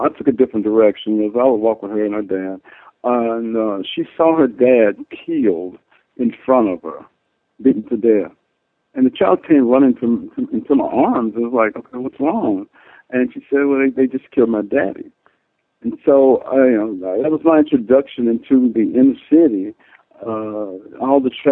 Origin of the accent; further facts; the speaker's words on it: Nashville, Tennessee, United States; I was born in Nashville, but I grew up in a small town.